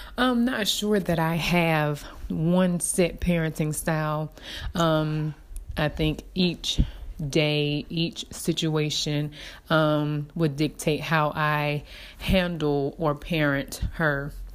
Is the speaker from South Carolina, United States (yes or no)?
yes; Dillon, South Carolina, United States; I am from Dillon, South Carolina, so I um, am a country girl. Um, raised by my grandparents